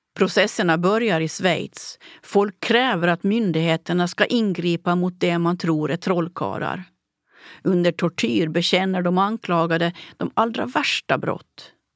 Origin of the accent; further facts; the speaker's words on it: Åland Islands; processerna i min hembygd